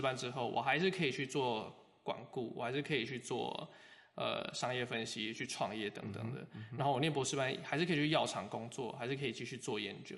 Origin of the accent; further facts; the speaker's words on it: Taiwan; 我是台湾人，又，呃，做生物